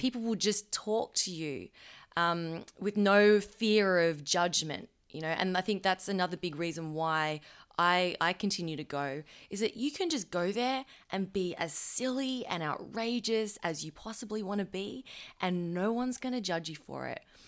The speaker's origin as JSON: {"language": "English", "town": "Melbourne", "region": "Victoria", "country": "Australia", "said": "we're from Melbourne"}